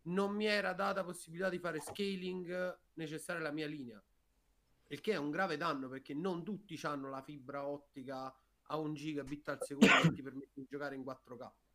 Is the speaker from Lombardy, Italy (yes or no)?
no; province of Avellino, Campania, Italy